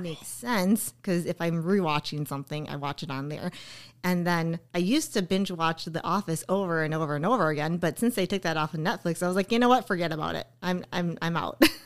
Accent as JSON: {"language": "English", "town": "Oshkosh", "region": "Wisconsin", "country": "United States", "tie": "born or raised there", "said": "this is my hometown"}